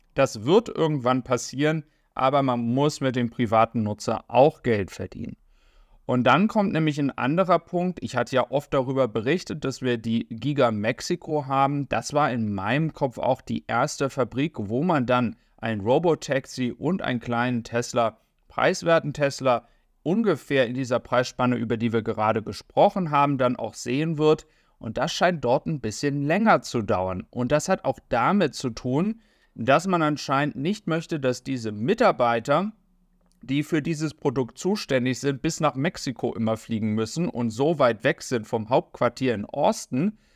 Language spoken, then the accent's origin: German; Germany; für uns als Deutsche jetzt hier in Europa